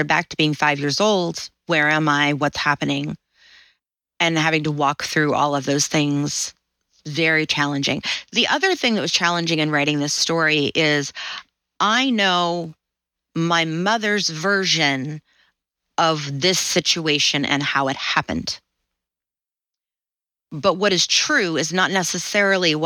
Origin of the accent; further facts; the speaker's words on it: Southern, Southern United States, United States; accent: Southern; little me with my little Southern accent